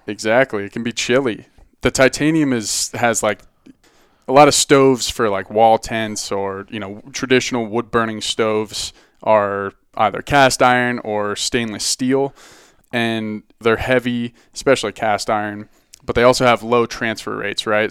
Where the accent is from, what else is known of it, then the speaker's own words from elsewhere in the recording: Boulder, Colorado, United States; I grew up in, uh, Boulder